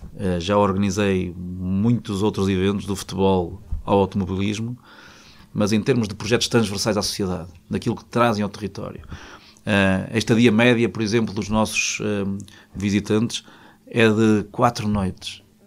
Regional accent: Peso da Régua, Norte, Portugal; moved away as an adult; also born or lived in Vila Real / Porto / Lisbon; decidi regressar à terra que me viu nascer. E, e, morava na aldeia que, eu, que é a minha aldeia, que é Poiás da Régua

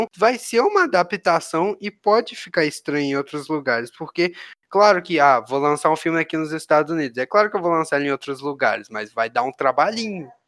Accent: Minas Gerais, Brazil; Sou de Minas

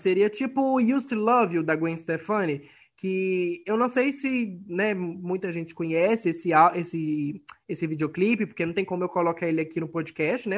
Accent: Ponte Nova, Minas Gerais, Brazil; o Real Hotel Glória, da minha cidade natal, em Ponte Nova

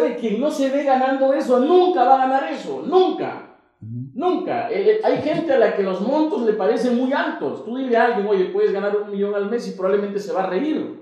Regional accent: Piura, Peru; yo soy de Piura

